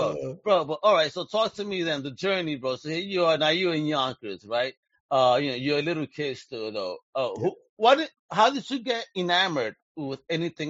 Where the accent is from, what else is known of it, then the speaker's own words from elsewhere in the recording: Puerto Rico; I am Puerto Rican, and yes, you know, we are American citizens